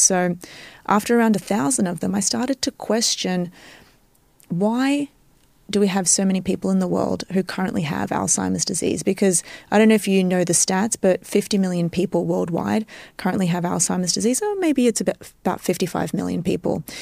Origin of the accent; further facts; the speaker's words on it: Australia; moved away as an adult; also born or lived in Cyprus (ancestry); now in New York, United States; I was born and raised in Australia